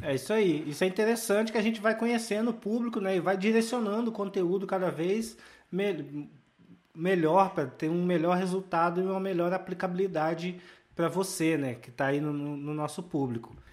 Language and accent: Portuguese; Volta Redonda, Rio de Janeiro, Brazil; a minha cidade natal, que é Volta Redonda